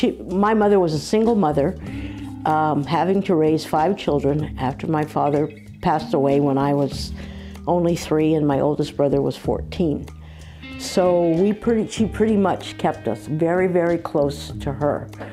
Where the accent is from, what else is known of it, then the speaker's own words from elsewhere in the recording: San Francisco, California, United States; I grew up in San Francisco in the mission. I mean, I lived in the community. I was a product of the community.